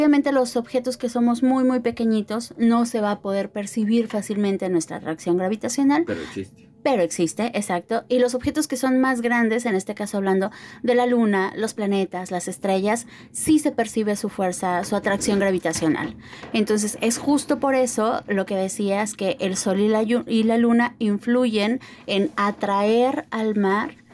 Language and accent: Spanish; Mexico; que eso es un caso muy importante como mexicanos porque finalmente eso es algo que nos compete a todos